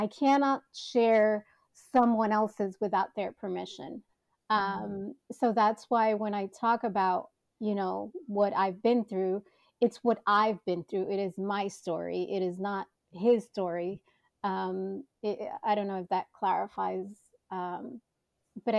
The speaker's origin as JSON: {"language": "English", "town": "New York City", "region": "New York", "country": "United States", "tie": "born or raised there", "said": "born and bred in Manhattan"}